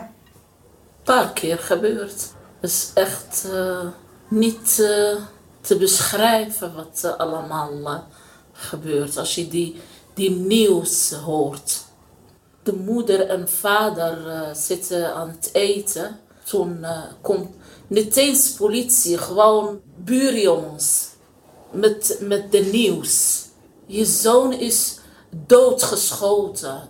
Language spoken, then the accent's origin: Dutch; Morocco; now in Netherlands; Ik blijf Marokkaan. Ik ben Marokkaanse moeder